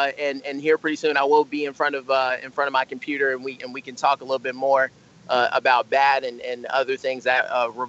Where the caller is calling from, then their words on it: Columbia, South Carolina, United States; I'm calling in from Columbia, South Carolina. It's 7:27 in the evening. And it's nighttime here.